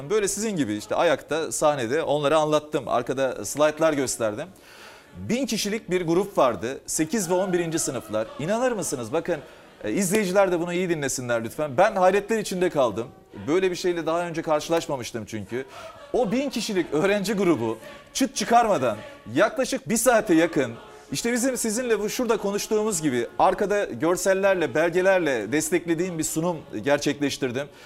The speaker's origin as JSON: {"language": "Turkish", "town": "Şavşat", "region": "Artvin", "country": "Turkey", "tie": "born or raised there", "moved": "yes", "said": "Ben Artvinliyim, Artvin Şavşatlıyım."}